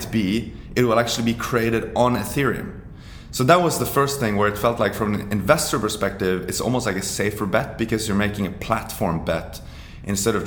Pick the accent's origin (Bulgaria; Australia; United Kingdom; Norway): Norway; I'm from Norway